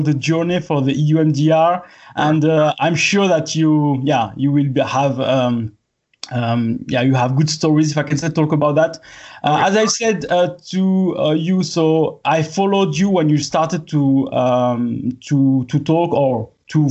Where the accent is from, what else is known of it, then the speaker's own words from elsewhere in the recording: France; I'm French